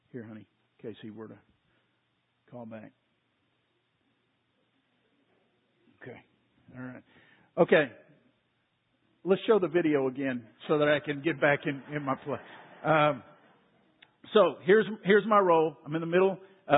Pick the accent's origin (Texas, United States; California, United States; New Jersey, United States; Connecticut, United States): Texas, United States; Waco; I grew up in Waco, not too far from here